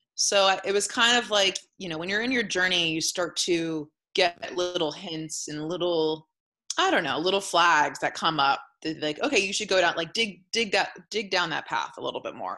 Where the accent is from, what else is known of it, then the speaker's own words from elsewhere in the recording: Sonoma, California, United States; also born or lived in San Francisco; growing up in Sonoma, I was around cannabis for many years